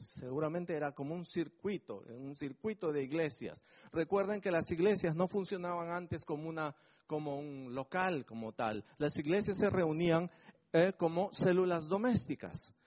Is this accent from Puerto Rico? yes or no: no; Peru; now in Bedford, United Kingdom; llegando a mi patria me siento, a mi patria Perú